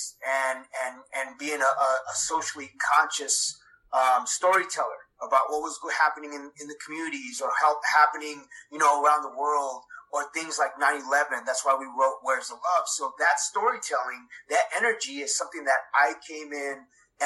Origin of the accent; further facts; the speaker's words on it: Los Angeles, California, United States; I was born in Los Angeles, California